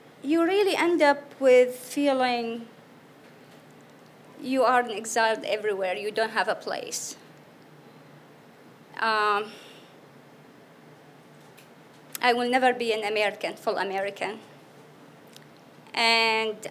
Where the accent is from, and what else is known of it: Iraq; born or raised there; English is a second language; moved away as an adult; now in United States